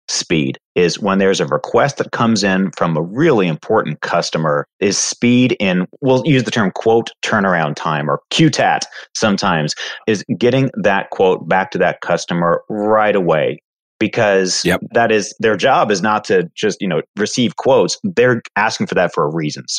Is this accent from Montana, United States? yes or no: no; Indiana, United States; moved away as an adult; now in Houston, United States; a Midwesterner by roots, grew up in Indiana, little farm town, Indiana